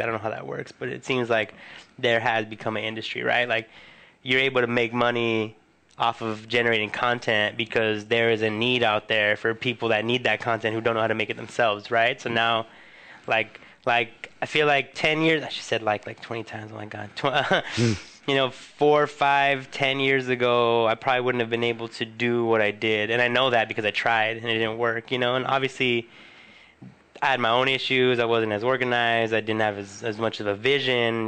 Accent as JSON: {"language": "English", "town": "Huntington Park", "region": "California", "country": "United States", "tie": "born or raised there", "said": "on Pacific Boulevard in my hometown"}